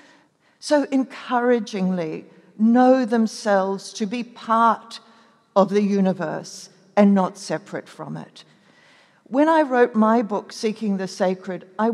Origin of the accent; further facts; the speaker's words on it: New Zealand; I was born in New Zealand